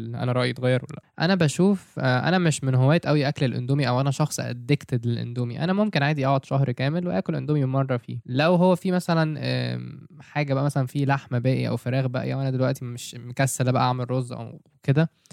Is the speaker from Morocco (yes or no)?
no; Egypt; عندنا في مصر